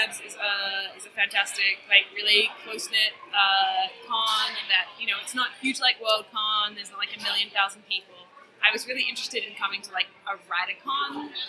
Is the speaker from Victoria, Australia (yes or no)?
yes; Melbourne, Victoria, Australia; I write fantasy and horror. I've been experimenting recently with interactive fiction, I came from Melbourne, Australia.